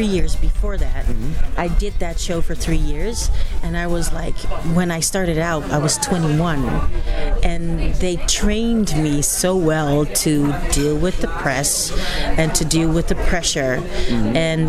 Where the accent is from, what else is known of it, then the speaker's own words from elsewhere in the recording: Netherlands; I'm from Holland.